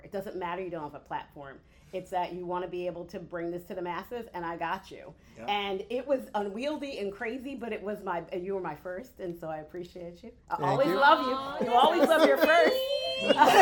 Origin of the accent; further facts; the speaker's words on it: Philadelphia, Pennsylvania, United States; I'm from Philadelphia